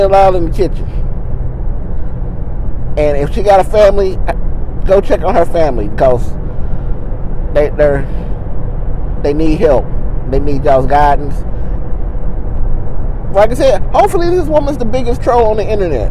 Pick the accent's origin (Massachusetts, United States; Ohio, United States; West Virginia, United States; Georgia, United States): West Virginia, United States; moved away as an adult; now in Kentucky, United States; I'm from West Virginia. And I know we have mountains to protect us from the wind